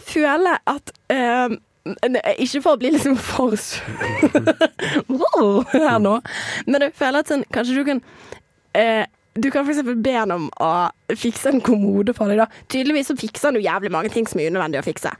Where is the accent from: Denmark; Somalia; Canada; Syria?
Somalia; also born or lived in Western Norway; now in Norway; som somalier